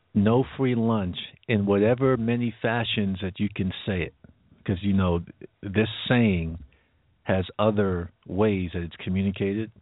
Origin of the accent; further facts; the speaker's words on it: New York, United States; being a New Yorker